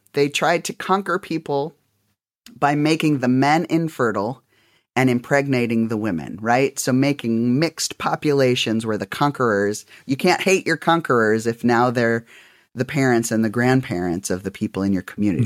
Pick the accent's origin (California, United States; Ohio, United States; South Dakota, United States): South Dakota, United States; I grew up in South Dakota